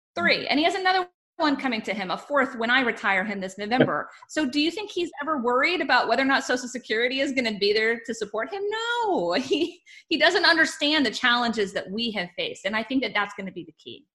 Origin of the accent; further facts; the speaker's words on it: Texas, United States; as a Texan